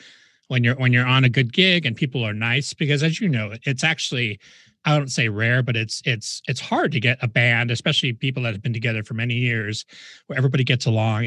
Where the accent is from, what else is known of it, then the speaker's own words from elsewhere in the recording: Huntington Beach, California, United States; moved away as an adult; now in Las Vegas, United States; I grew up in Huntington Beach, and I left to come out to Vegas in 88.